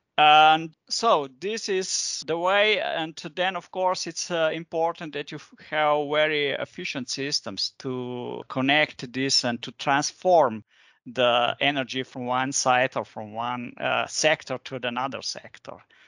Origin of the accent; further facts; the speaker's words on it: Ljubljana, Slovenia; I'm coming from Ljubljana, from Slovenia